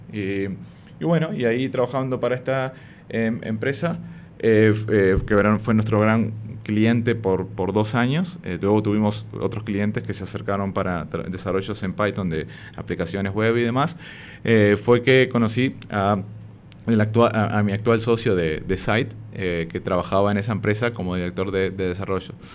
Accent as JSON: {"language": "Spanish", "region": "Montevideo", "country": "Uruguay", "tie": "born or raised there", "moved": "as an adult", "lives_now": "Madrid, Spain", "said": "yo soy de Montevideo, Uruguay me vine para, Madrid eh, hace cuatro años ya casi, en febrero del 2019, pero prácticamente que toda mi vida la viví, la viví allá."}